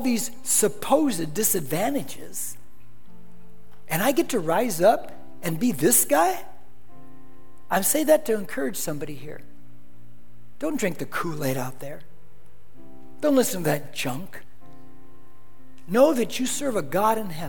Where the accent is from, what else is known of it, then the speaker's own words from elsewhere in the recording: Corona, California, United States; Where I grew up in Corona, it was a dirt street, the house I grew up in when I first moved there